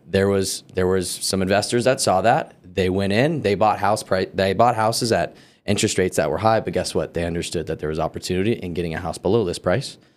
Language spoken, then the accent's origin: English; California, United States; moved away; also born or lived in Colorado; I grew up for the first half of my life in California